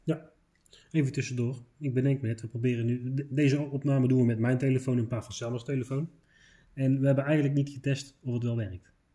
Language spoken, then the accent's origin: Dutch; Netherlands; wij als Nederlanders